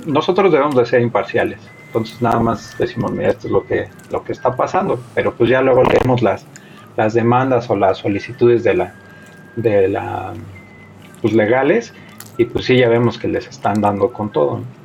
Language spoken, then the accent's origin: Spanish; Mexico City, Mexico; moved away as an adult; now in Toluca, Mexico; De acá, de la Ciudad de México. Pero ah, ahorita estoy viviendo, bueno, ya llevo como 7, 8 años viviendo acá en Toluca.